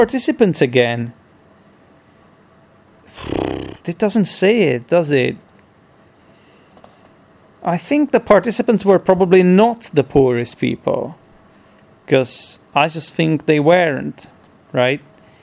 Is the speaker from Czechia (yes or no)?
yes; Czechia; first language Czech; English is a second language